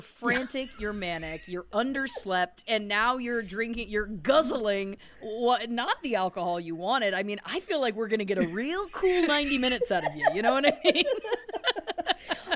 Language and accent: English; Canada; we're Canadian.